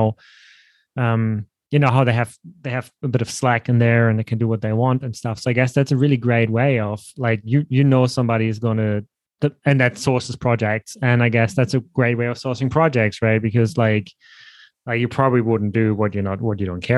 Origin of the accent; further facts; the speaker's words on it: Hamburg, Germany; I'm from Hamburg